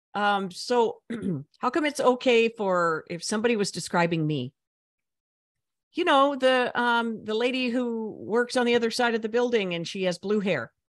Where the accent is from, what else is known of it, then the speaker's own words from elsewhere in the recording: United States; I'm an American